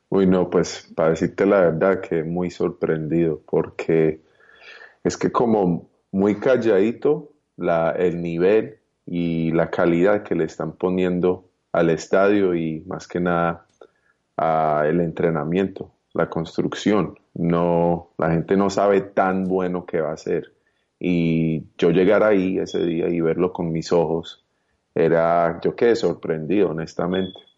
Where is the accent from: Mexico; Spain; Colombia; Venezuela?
Colombia; also born or lived in United States; now in Miami, United States; yo nací en Colombia